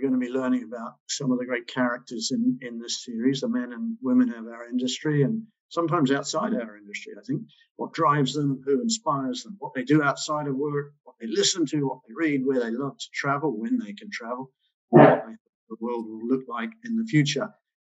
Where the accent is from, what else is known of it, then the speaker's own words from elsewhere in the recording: New Zealand; now in England, United Kingdom; I remember stumbling into it around 34 years ago in 1987 when I came over from New Zealand to England.